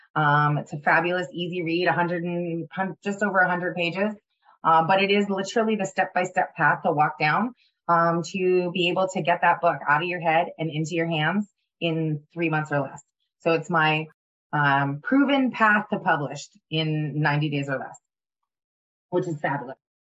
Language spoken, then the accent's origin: English; Ottawa, Ontario, Canada; moved away; It was when I was living in Ottawa.